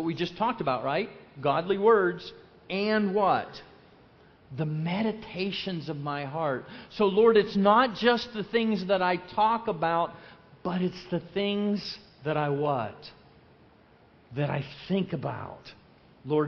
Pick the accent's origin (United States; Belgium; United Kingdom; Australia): United States; Lake Wales, Florida; I'm from Lake Wales